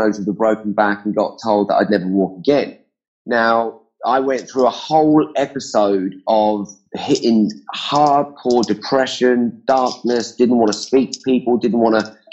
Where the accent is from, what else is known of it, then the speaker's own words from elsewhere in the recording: England, United Kingdom; I'm from England